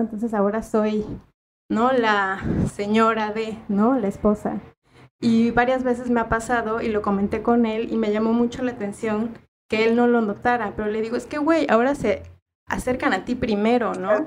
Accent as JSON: {"language": "Spanish", "country": "Mexico", "moved": "as an adult", "lives_now": "Uruguay", "said": "la misma realidad que se vive en mi país"}